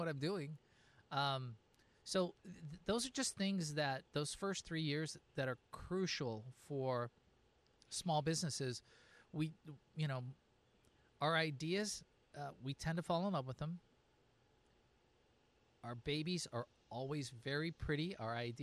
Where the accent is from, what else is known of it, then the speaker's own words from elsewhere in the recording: West Coast, United States; moved away; I'm from the West Coast